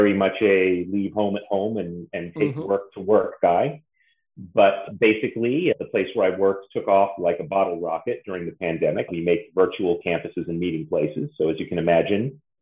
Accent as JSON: {"language": "English", "region": "Massachusetts", "country": "United States", "moved": "yes", "said": "We're all from Massachusetts"}